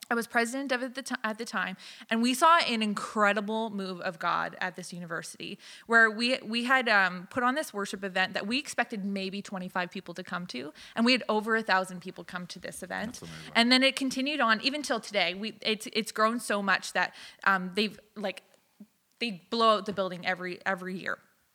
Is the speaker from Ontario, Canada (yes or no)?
no; Alberta, Canada; also born or lived in Southern United States; I moved every 2 years till I was 15. So I was raised in Alberta and the Southern United States for the most part.